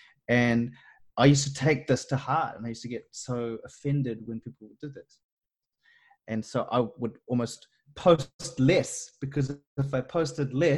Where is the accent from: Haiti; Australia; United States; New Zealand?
New Zealand; I'm a Kiwi and us Kiwis